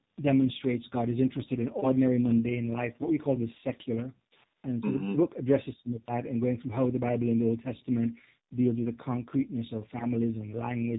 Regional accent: Jamaica; also born or lived in Canada; now in United States; As you can probably tell by my accent, I wasn't born in the U.S. I'm a Jamaican. I immigrated to Canada, then the U.S. later

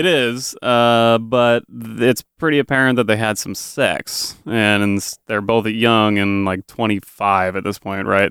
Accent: New England, United States; I'm from New England.

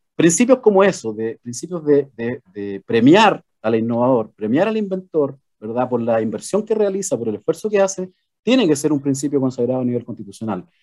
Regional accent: Chile; expresarnos como chilenos

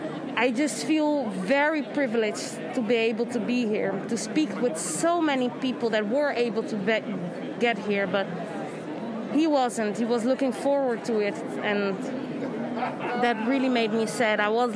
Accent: Netherlands; I'm from the Netherlands, but I'm Brazilian.

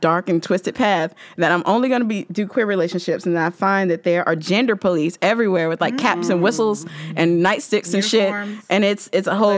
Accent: the South, United States; moved away; I'm from the South

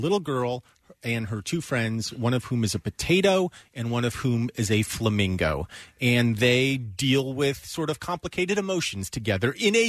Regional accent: New Jersey, United States; I grew up in New Jersey

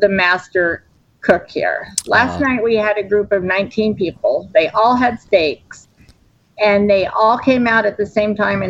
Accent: Brooklyn, New York, United States; born there; also born or lived in Westchester County / California; In Brooklyn. And then we moved to, Westchester County, and then we moved to California.

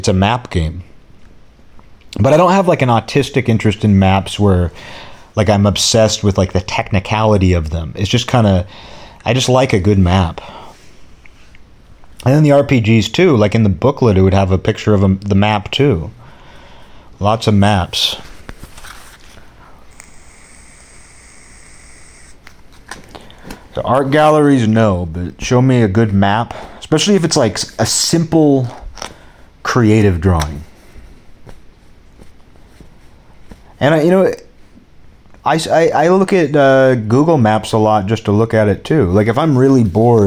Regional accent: United States; as an American who grew up in the 90s

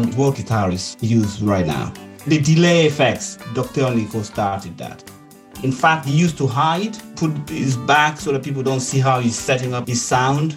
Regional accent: Kinshasa, DR Congo; I grew up in Kinshasa, born and raised there.

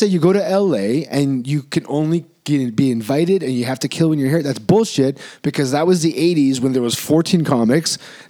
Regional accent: Cebu, Central Visayas, Philippines; in my hometown. So we did two shows there.

